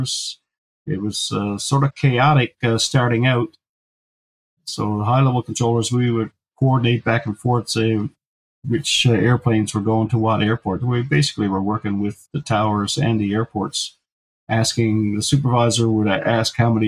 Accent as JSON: {"language": "English", "town": "Gander", "region": "Newfoundland and Labrador", "country": "Canada", "tie": "born or raised there", "said": "Growing up in Gander"}